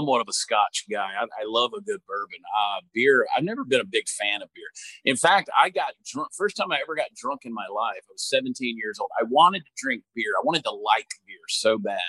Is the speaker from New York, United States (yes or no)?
no; Georgia, United States; moved away as an adult; now in Texas, United States; I grew up in Georgia where we never, I never had brisket until I moved to Texas 20 some odd years